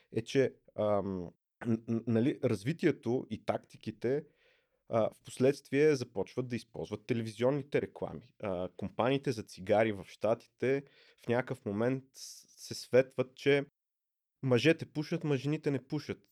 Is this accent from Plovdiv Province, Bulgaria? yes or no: yes; Plovdiv, Plovdiv Province, Bulgaria; Аз съм от Пловдив